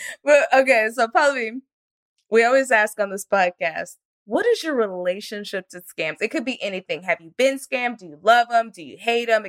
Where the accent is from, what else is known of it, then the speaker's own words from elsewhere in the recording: Frisco, Texas, United States; I didn't grow up in Utah, but I grew up in Frisco, Texas